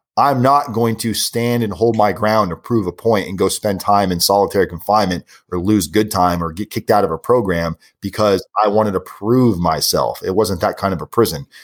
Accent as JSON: {"language": "English", "region": "South Florida", "country": "United States", "said": "I'm from South Florida"}